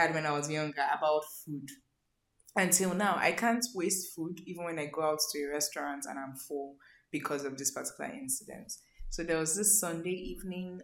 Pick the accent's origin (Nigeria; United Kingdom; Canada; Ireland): Nigeria; Lagos; I grew up living in Mafuluku, Oshodi.